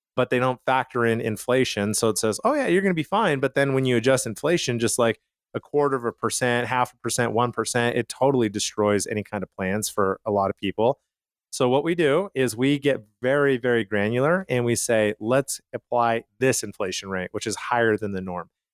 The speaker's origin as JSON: {"language": "English", "town": "Calgary", "region": "Alberta", "country": "Canada", "tie": "born or raised there", "said": "I grew up in Canada"}